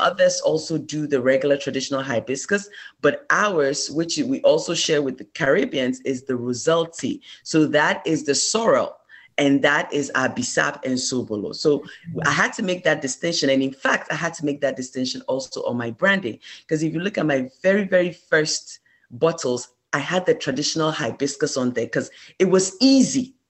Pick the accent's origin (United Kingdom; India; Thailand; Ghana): Ghana; moved away as an adult; I am originally from Ghana. I immigrated here for college.